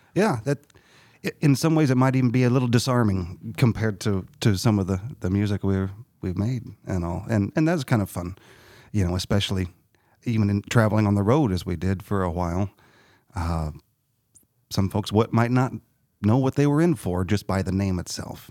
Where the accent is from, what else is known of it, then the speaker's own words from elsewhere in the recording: Harrisburg, Illinois, United States; I grew up in Harrisburg